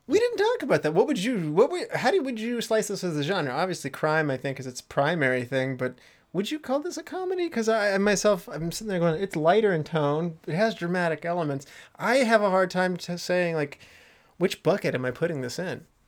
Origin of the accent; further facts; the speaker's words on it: West Virginia, United States; We were both born in West Virginia